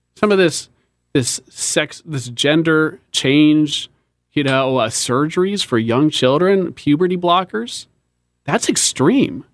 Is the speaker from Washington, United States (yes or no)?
yes; Seattle, Washington, United States; moved away as an adult; now in Charlotte, United States; born and raised in Seattle, um, great place to grow up